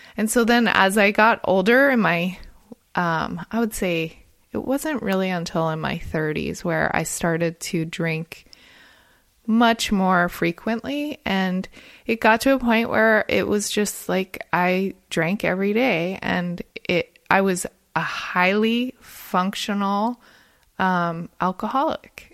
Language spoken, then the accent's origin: English; New Jersey, United States; moved away as an adult; also born or lived in Monterey Bay, California; I'm originally from New Jersey